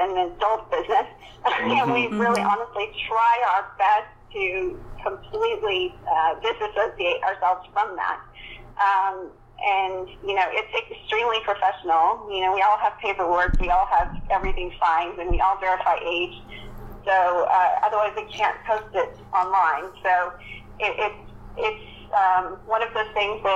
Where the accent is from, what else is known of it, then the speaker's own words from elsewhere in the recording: Texas, United States; I'm from Texas